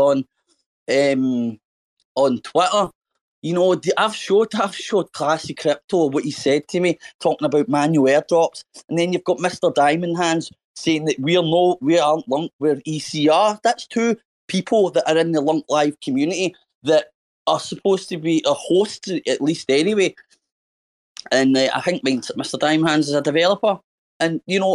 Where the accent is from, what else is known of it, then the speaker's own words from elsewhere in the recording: Scotland, United Kingdom; My dad's English, and I'm Scottish. I'm from Scotland. I've been in Scotland for 30 years and brought up in Scotland